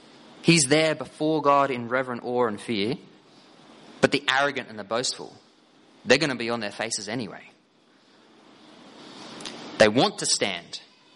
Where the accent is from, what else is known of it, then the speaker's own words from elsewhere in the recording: Victoria, Australia; I identify as Aboriginal Torres Strait Islander. I identify as Aussie. I identify as a Gippslander or Tigers supporter.